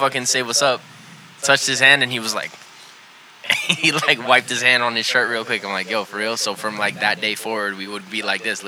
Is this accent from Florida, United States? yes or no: yes; Hialeah, Florida, United States; also born or lived in Hollywood, Florida; I was born here. I wasn't raised here. I was raised in Hialeah.